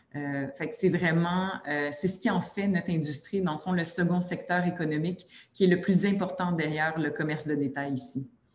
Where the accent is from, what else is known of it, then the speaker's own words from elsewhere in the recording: Quebec, Canada; accent: Québécois; avec mon accent québécois.